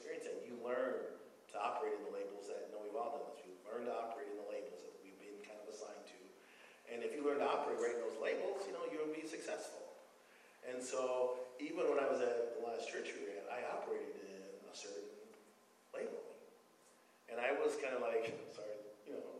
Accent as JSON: {"language": "English", "town": "Madison", "region": "Wisconsin", "country": "United States", "said": "I'm from Madison, Wisconsin"}